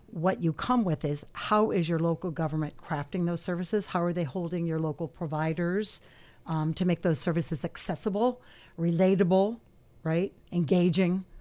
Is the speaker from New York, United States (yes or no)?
no; Erie, Pennsylvania, United States; born and raised in Erie, lived away a couple years, came back